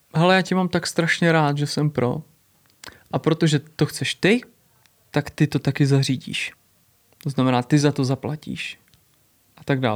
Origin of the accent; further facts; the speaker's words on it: Prague, Czechia; říkám, Praha, Česká republika